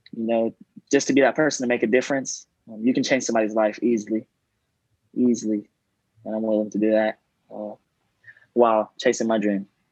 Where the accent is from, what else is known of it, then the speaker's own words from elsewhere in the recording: Gilmer, Texas, United States; moved away as an adult; now in Houston, United States; I'm from Gilmer, Texas, um, small town. It's in East Texas